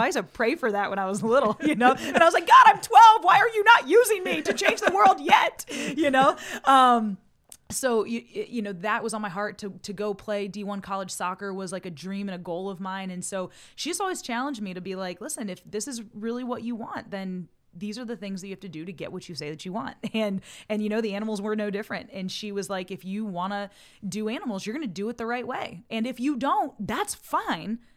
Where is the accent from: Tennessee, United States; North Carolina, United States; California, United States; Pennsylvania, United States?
Pennsylvania, United States; Montrose; also born or lived in Ohio; being raised in Montrose, Pennsylvania